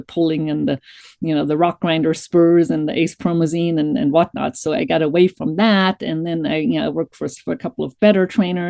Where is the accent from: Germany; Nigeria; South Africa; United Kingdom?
Germany; accent: German accent; English is a second language; moved away as an adult; now in United States; I grew up in Germany